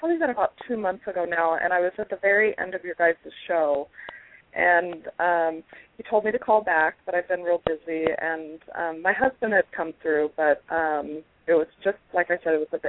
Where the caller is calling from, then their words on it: Spokane, Washington, United States; calling from Spokane.